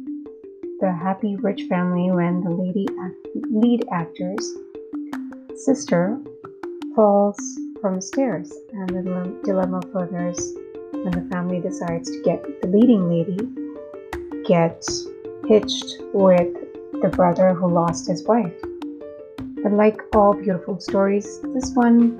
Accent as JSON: {"language": "English", "town": "Mumbai", "region": "Maharashtra", "country": "India", "tie": "born or raised there", "first_language": "Hindi", "second_language": "English", "said": "I'm from India, born in Mumbai. Hindi is native to me."}